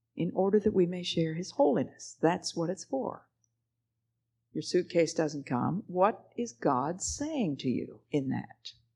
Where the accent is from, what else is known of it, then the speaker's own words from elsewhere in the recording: the East, United States; I'm from the East